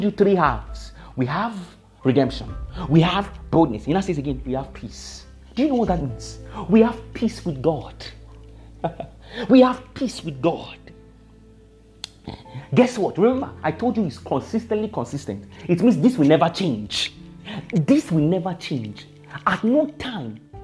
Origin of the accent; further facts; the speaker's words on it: Nigeria; I'm a Nigerian.